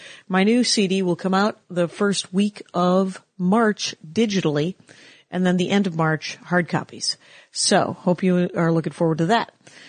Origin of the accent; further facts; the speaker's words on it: Milwaukee, Wisconsin, United States; I grew up outside of Milwaukee, sure.